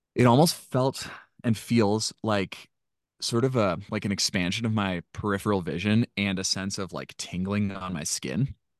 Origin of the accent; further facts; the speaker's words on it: Washington, United States; I grew up in Washington State and my family spent a lot of time camping